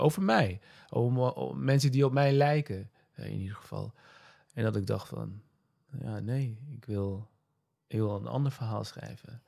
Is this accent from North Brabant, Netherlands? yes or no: no; Nijmegen, Gelderland, Netherlands; Ik ben in Nijmegen geboren, Nederland opgegroeid.